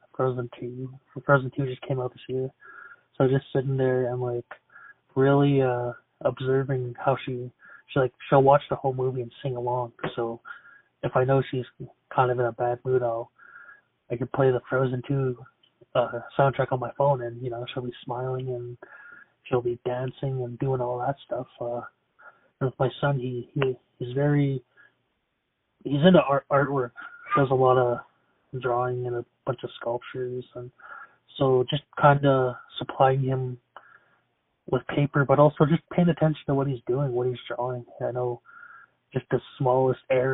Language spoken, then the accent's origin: English; Siksika Nation, Alberta, Canada; I'm from Siksika Nation, Alberta